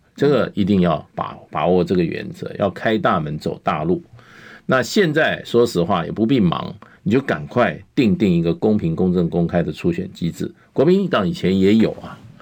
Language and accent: Chinese; Taiwan; 那是不是要把我们台湾人，所有台湾的未来